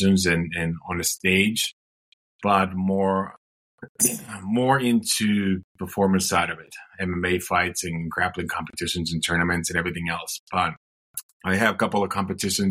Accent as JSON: {"language": "English", "country": "Finland", "moved": "yes", "said": "I'm originally from Finland"}